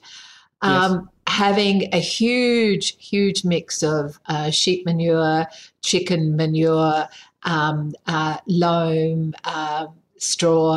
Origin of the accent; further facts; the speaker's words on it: Sydney, New South Wales, Australia; now in South Australia, Australia; I grew up in Sydney